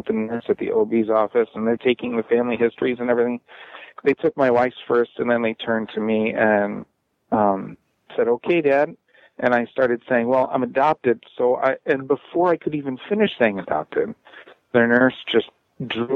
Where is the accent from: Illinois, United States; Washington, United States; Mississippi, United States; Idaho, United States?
Illinois, United States; Chicago; I was born in Chicago